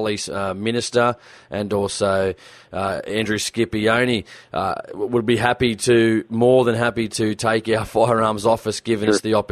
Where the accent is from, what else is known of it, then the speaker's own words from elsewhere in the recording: New South Wales, Australia; here in Australia, in my home state of New South Wales